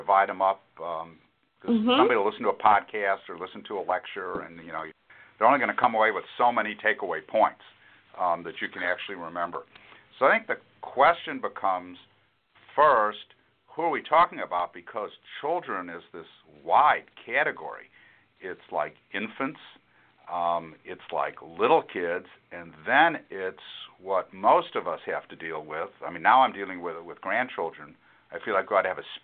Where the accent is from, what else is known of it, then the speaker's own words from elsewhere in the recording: Chicago, Illinois, United States; now in San Antonio, United States; I'm a Yankee from Chicago. I mean, I'm from the north.